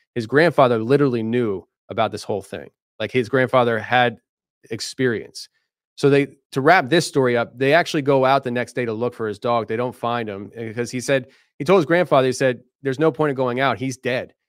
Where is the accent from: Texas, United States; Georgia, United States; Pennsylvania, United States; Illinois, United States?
Pennsylvania, United States; Philadelphia; I'm from the Philadelphia area